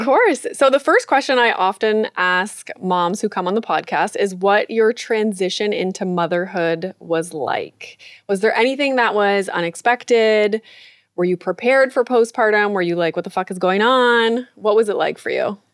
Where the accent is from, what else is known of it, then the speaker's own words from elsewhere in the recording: Northern Ontario, Canada; I grew up in Northern Ontario and I have, you know, a hint of French in my language